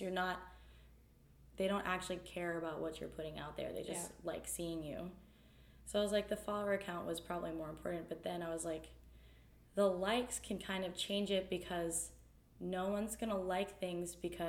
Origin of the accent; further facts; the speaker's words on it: New Jersey, United States; also born or lived in Raleigh; I was from New Jersey and I lived in Apex, like, / Raleigh. Like, I knew concrete all my life.